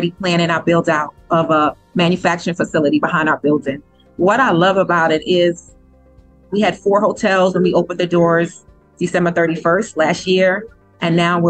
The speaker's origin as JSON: {"language": "English", "region": "New York", "country": "United States", "moved": "yes", "said": "I'm originally from New York"}